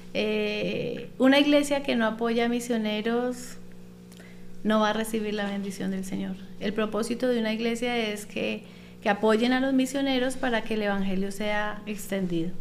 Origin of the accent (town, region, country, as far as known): Colombia; moved away as an adult; also born or lived in Panama